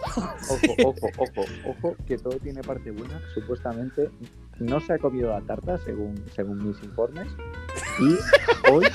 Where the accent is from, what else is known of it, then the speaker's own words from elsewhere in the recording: Galicia, Spain; soy de Galicia